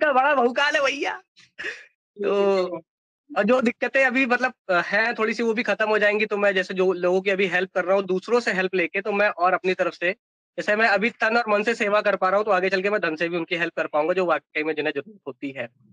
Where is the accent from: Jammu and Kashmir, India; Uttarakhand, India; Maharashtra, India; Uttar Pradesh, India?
Uttar Pradesh, India; Kanpur; accent: Kanpuriya; moved away; also born or lived in Mumbai / Bangalore; मेरी जॉब मुझे कनपुरिया भाषा की वजह से मिली थी